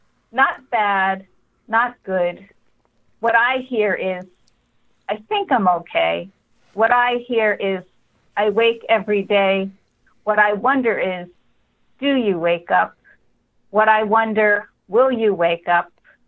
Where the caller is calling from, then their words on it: Bear Island, New Hampshire, United States; I am on Bear Island on Lake Winnipesaukee. So I'm on an island in a house.